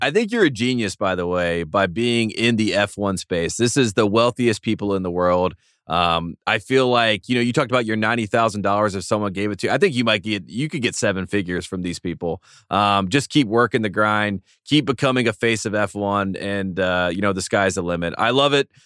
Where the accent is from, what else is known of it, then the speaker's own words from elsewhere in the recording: the South, United States; we're both from the South